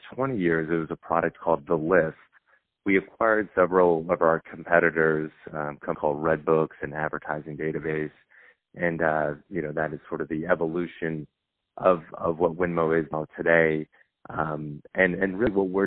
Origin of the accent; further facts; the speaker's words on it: Long Island, New York, United States; moved away; also born or lived in Georgia; Growing up in Long Island, New York, you know, my parents were hard workers.